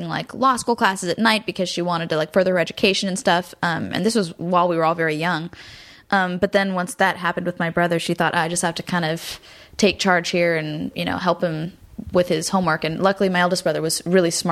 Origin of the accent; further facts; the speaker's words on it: Garden Grove, California, United States; also born or lived in Burbank / Hollywood; I was born in Garden Grove in Orange County and lived there my whole life until I moved to Burbank when I was like 17